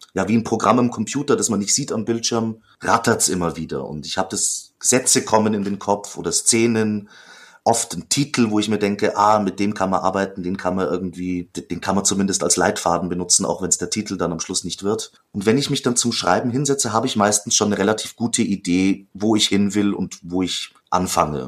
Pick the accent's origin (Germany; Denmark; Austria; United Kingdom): Austria; Ich komme zwar aus der, aus der Gegend, also auf der österreichischen Seite